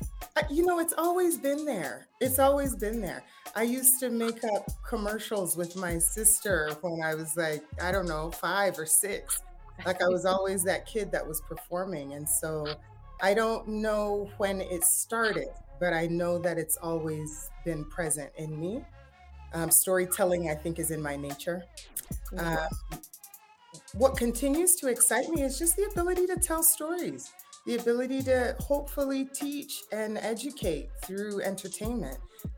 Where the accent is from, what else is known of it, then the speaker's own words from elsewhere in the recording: Colorado Springs, Colorado, United States; also born or lived in Washington, D.C. / Ghana; now in Los Angeles, United States; I moved immediately after that with my family to Ghana, where we're originally from. And then we ended up in Colorado Springs, Colorado.